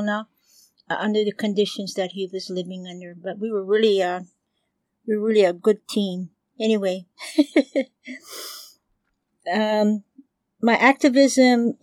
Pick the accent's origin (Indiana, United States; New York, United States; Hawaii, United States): Hawaii, United States; Honolulu; also born or lived in Oakland, California / Berkeley, California / San Francisco area; We moved home to Oahu, and we moved back to our residence, which is in Kaimuki. And that's where my dad built a house and where our family grew. I went to Sacred Hearts Academy